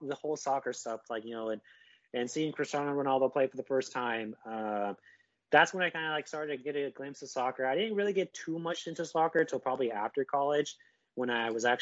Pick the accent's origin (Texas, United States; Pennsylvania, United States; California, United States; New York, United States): California, United States; Yuba City; now in Live Oak, United States; I usually tell people I'm from Sacramento, California, because no one knows where Yuba City is